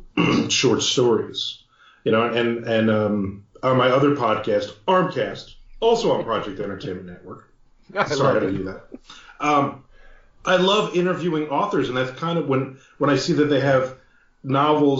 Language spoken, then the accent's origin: English; Belford, New Jersey, United States; I'm from Belfort, New Jersey